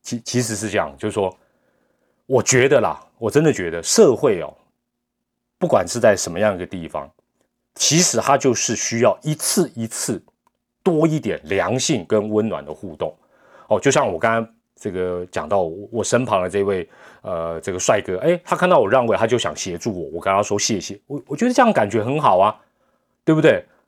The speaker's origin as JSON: {"language": "Chinese", "country": "Taiwan", "said": "我们台湾人"}